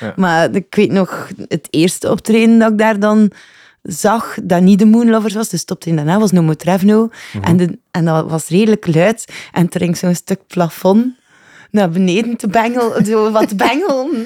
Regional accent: Ghent, Flanders, Belgium; Ik ben geboren, gelijk ieder uh, Gentenaar, denk ik, in eh, de Bijloken

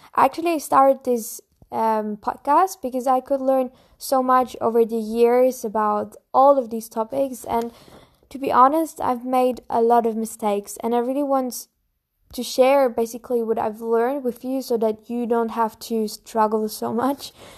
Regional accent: Bavaria, Germany; I'm from Germany, more in the south of Germany, from Bavaria. And I live close to Munich

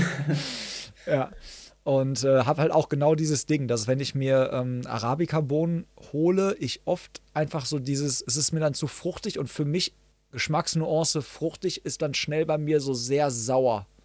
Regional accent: Hagen, North Rhine-Westphalia, Germany; hier in meiner Heimatstadt in Hagen

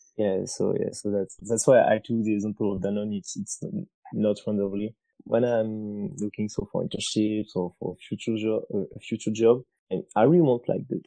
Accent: France; moved away as an adult; also born or lived in China; I'm from France

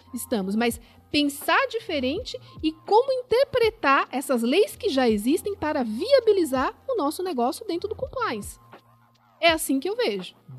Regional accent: São Paulo, Brazil; nasci em São Paulo

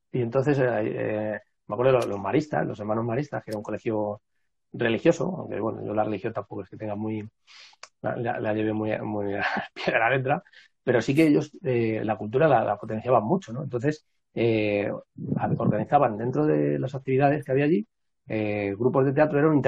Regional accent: Madrid, Community of Madrid, Spain; yo vivo en Madrid, nací en Madrid, pero, pero mis padres y demás eh, eran del, de un pueblo del norte de Cáceres

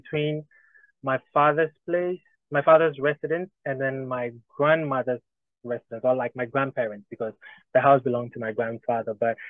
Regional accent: Accra, Greater Accra, Ghana; I was born in Accra, which is the capital of Ghana. So, and my father also happens to come from, his tribe happens to come from Accra, which is the capital. So yeah, you can see I've been a city boy through and through.

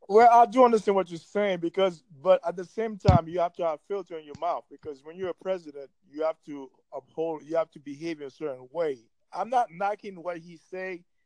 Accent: New York, United States; moved away; I'm from New York

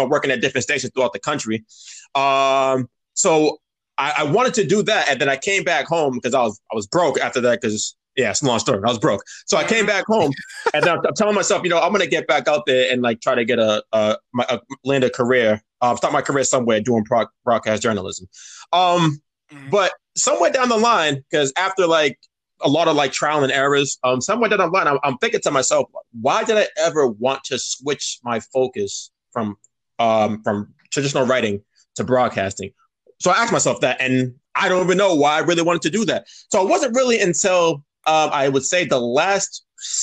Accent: Cambridge, Massachusetts, United States; we're from Cambridge

